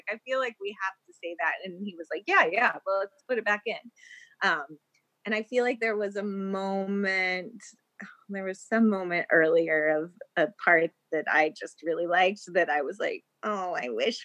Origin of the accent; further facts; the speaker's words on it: Texas, United States; now in Los Angeles, United States; I always feel like I'm from Texas